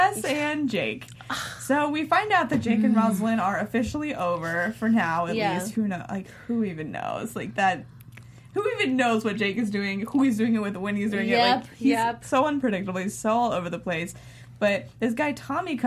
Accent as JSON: {"language": "English", "region": "Indiana", "country": "United States", "said": "I'm from Indiana"}